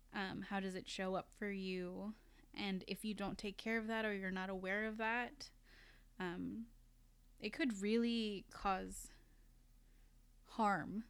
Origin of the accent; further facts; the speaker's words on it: Philippines; moved away; I went to the Philippines, and once I arrived in my hometown